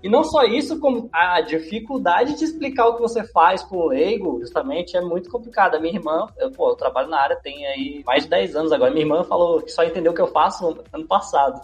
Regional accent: Brasília, Federal District, Brazil; eu não nasci em Brasília, mas eu fui criado em Brasília

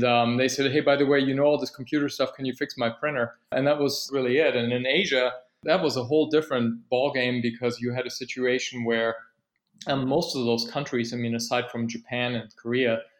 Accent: Berlin, Germany; moved away as an adult; now in St. Petersburg, United States; I grew up in Berlin, Germany, when the city was still divided

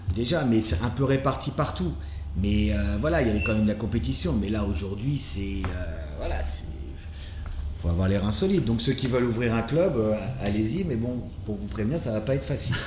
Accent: France; now in Bali, Indonesia; je suis français, hein, ça s'entend

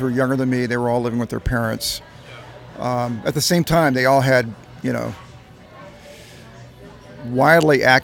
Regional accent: the South, United States; moved away; I'm from the South originally

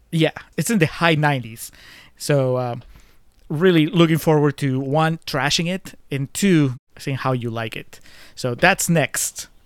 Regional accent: Peru; my home country

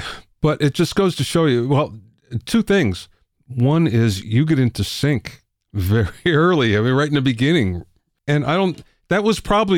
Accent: Pennsylvania, United States; I grew up in Pennsylvania

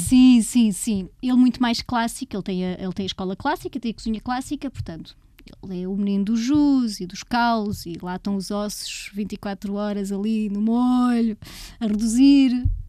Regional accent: Leiria, Leiria District, Portugal; Eu cresci em Leiria

